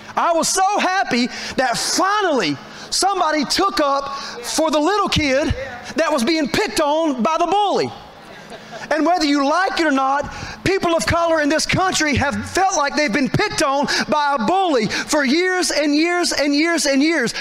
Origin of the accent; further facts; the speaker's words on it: Statesville, North Carolina, United States; I was born on Park Drive, which is true. My father delivered me on Park Drive in Statesville